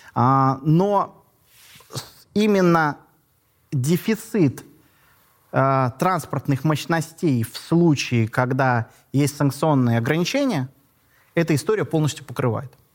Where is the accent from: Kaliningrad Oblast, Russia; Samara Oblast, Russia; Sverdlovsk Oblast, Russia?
Kaliningrad Oblast, Russia; Kaliningrad; я родился в Калининграде